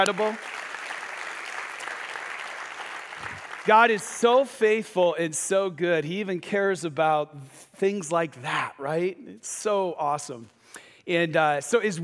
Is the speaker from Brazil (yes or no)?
no; Michigan, United States; I grew up in Michigan, and I left the east side of the state to go to the west side of the state for college